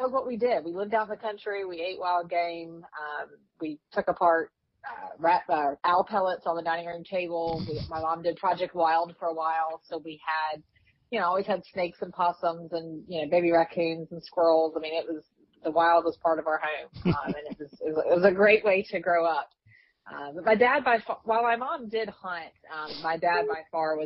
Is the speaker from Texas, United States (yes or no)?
no; Walterboro, South Carolina, United States; moved away as an adult; now in Columbia, United States; I live in Columbia now, but I grew up in Walterboro, between Walterboro and Yemisee, out in the country there.